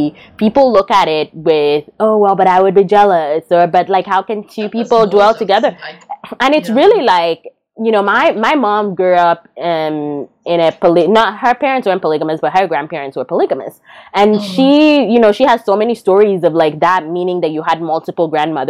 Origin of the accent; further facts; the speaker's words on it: Calabar, Cross River, Nigeria; moved away; even though I was Anang, like my dad's side is Anang, my mom's side is Ibibio, growing up in Calabar was just an immersive experience into a completely different tribe.